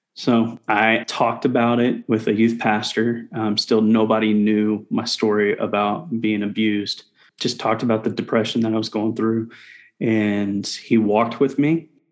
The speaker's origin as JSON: {"language": "English", "town": "Indianapolis", "region": "Indiana", "country": "United States", "tie": "born or raised there", "also_born_or_lived": "Shelbyville, Indiana", "moved": "as an adult", "lives_now": "Houston, United States", "said": "I grew up in Indianapolis, Indiana for about nine years, and then I moved out to Shelbyville"}